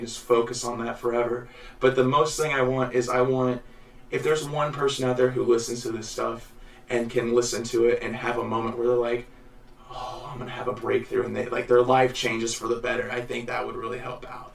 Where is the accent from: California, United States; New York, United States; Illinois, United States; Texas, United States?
Illinois, United States; Jacksonville; also born or lived in Missouri; I'm from Illinois and Missouri both. I was raised mostly in going to the school of Jacksonville.